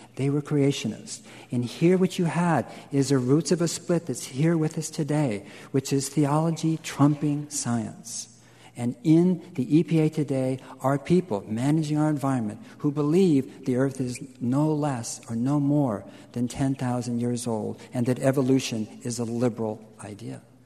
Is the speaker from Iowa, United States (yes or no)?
no; California, United States; being Californian and, and, and going back many generations